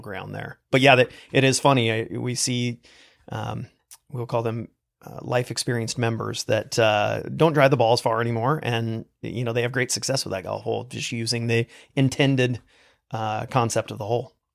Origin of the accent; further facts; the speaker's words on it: Eastern Oregon, United States; I grew up in Eastern Oregon in a very small town